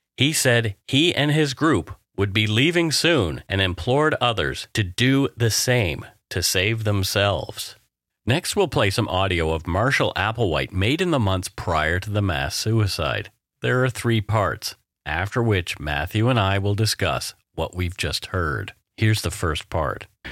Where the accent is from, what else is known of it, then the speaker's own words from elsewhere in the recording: Canada; We are ordinary Canadian schmucks